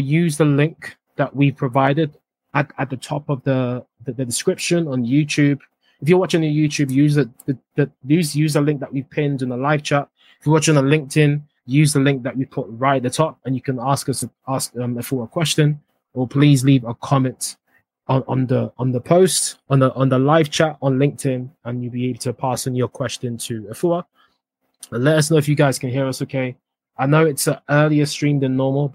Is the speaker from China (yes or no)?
no; Accra, Greater Accra, Ghana; Not far from Morningstar where I went to school